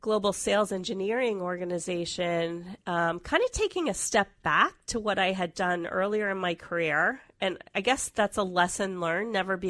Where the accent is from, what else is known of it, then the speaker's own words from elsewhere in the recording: Washington, District of Columbia, United States; also born or lived in Atlanta; I'm originally from the Washington, D.C. area. That's okay. Where I was raised. I went to college there, got my MBA there, and then moved to Atlanta for a while, and then moved out here in the late 90s.